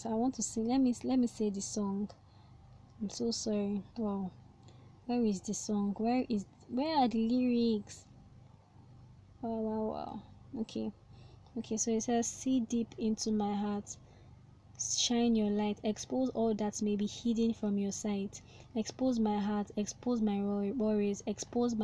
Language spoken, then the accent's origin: English; Nigeria; I'm a Nigerian, so in case you're American and you're listening to this, I'm in Nigeria, and in a Nigerian system we call it secondary school